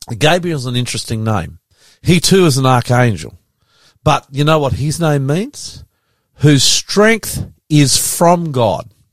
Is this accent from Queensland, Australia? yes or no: yes; Queensland, Australia; we grew up Queensland